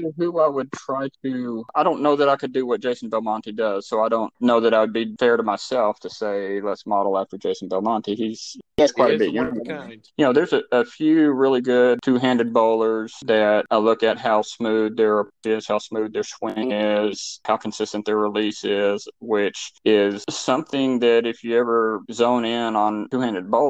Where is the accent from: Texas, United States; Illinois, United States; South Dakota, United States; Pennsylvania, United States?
Texas, United States; Irving; I grew up in Irving